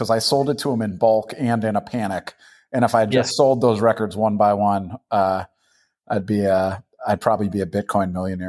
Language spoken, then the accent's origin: English; Boston, Massachusetts, United States; Well, I grew up in Boston, and that was where I got into punk and hardcore.